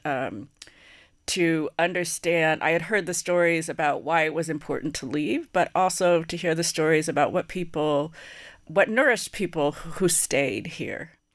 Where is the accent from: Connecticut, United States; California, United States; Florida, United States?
California, United States; San Francisco; I'm born in San Francisco, California